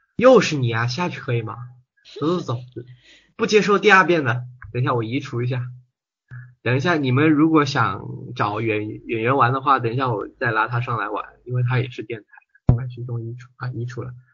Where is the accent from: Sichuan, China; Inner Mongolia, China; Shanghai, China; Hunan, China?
Hunan, China; 你这个口音怎么有点像我们湖南的咯